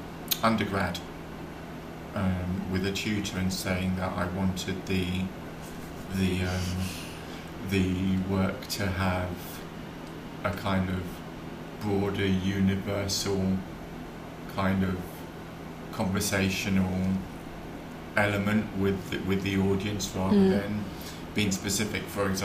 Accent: London, United Kingdom; but I'm also a Londoner

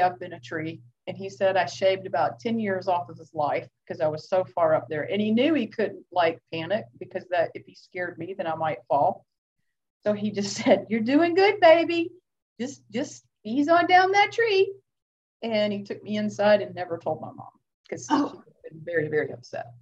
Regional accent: Lilburn, Georgia, United States; I grew up in Lilburn, Georgia

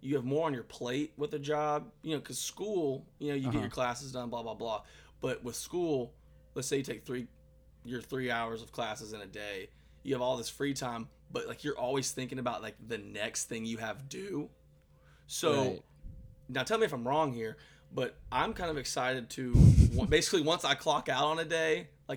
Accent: Athens, Georgia, United States; I'm from Athens, like I said, went to school here in Athens.

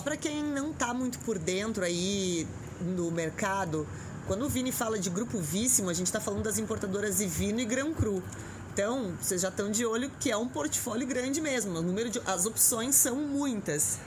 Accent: Rio Grande do Sul, Brazil; now in São Paulo, Brazil; eu que sou do Rio Grande do Sul, que vem daquele inverno que é com muita chuva, cheguei aqui

